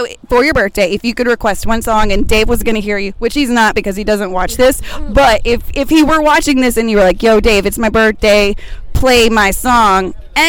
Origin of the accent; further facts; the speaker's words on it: Arkansas, United States; And so if you don't know about Arkansas, woo pig suey, go Razorbacks. That is my hometown.